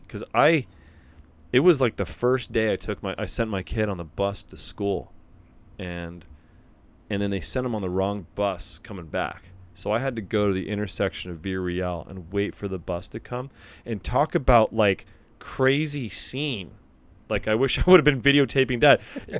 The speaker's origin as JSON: {"language": "English", "region": "California", "country": "United States", "tie": "born or raised there", "moved": "yes", "said": "I grew up in California, which is earthquake central."}